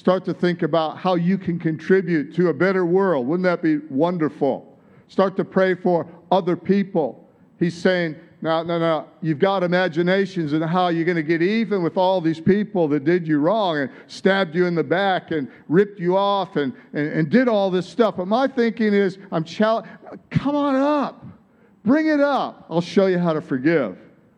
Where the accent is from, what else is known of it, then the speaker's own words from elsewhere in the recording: Detroit, Michigan, United States; now in Australia; Like, you don't have an Aussie accent. And it's like, no, I don't. I'm from Detroit. It's like, yeah, you can tell. You sure haven't lost it. How long have you been here? It's like, 35 years or longer.